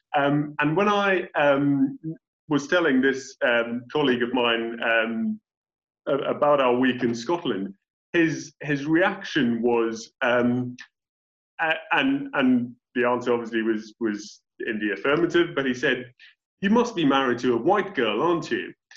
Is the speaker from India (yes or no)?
yes; India; first language English; moved away as an adult; now in United Kingdom; in my own country of India